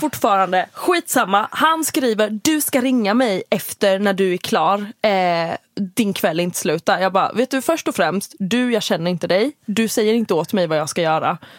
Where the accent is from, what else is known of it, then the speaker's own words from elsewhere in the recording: Halland County, Sweden; accent: Halland dialect; jag har min halländska dialekt